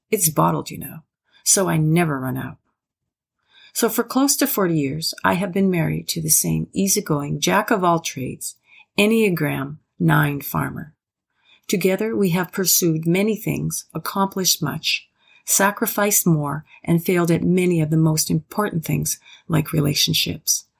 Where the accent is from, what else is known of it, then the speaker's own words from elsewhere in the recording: Prairie Provinces, Canada; also born or lived in Athabasca, Alberta; proud to be a Canadian, born and raised in the Prairie Provinces, now residing in the small rural town called Athabasca in northern Alberta